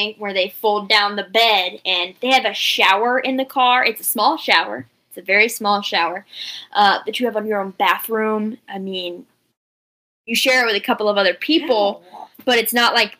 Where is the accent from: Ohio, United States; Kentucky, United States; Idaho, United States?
Ohio, United States; Delaware; also born or lived in Columbus, Ohio; I was born in Delaware. The last five generations of my family have lived in Delaware, Ohio.